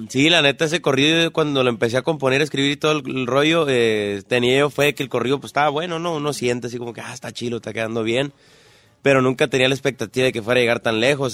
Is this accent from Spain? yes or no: no; Tijuana, Baja California, Mexico; also born or lived in Sinaloa / San Luis Río Colorado, Sonora; lo que es Tijuana, que fue un lugar que me vio crecer durante muchos años, 12 años durante Tijuana, luego 8 en San Luis Río Colorado, Sonora, este, es como los lugares donde más he estado. Nací en Sinaloa.